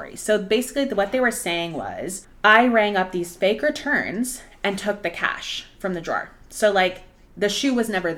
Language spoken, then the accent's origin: English; Arlington, United States; I had just moved back to a different store in my hometown, Arlington